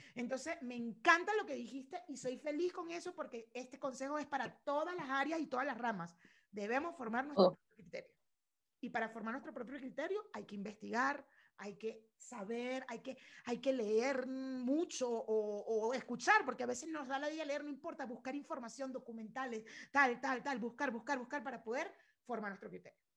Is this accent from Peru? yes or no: no; Venezuela; mi país